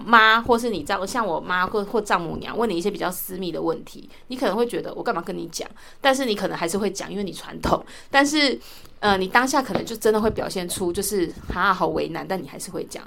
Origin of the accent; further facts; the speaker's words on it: southern Taiwan, Taiwan; moved away; 像我是南部人